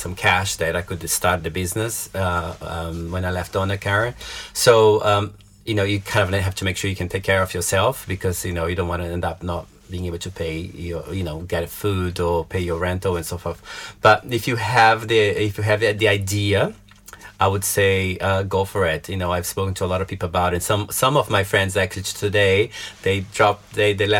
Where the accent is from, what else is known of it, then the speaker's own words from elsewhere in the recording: Belo Horizonte, Minas Gerais, Brazil; moved away as an adult; now in London, United Kingdom; I'm from a town called Belo Horizonte, which is in the southeast of Brazil